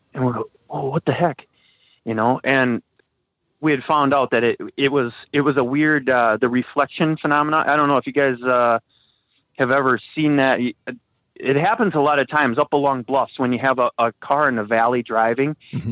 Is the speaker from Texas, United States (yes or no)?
no; Wisconsin, United States; now in Minnesota, United States; I grew up in Wisconsin